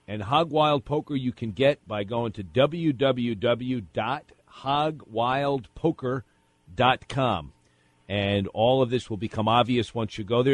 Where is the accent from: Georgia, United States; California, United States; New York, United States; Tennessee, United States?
New York, United States; I grew up in New York uh, lived with my grandparents back in the 60s